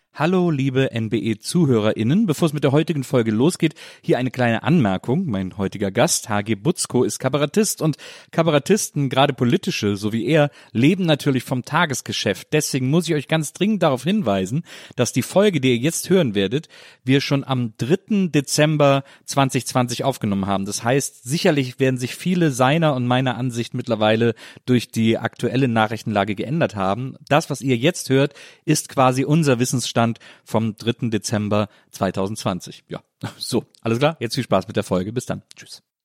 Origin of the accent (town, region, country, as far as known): Wesseling, North Rhine-Westphalia, Germany